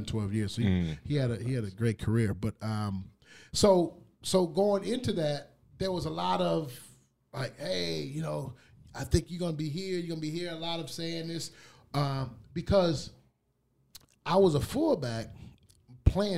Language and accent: English; Detroit, Michigan, United States; my hometown of Detroit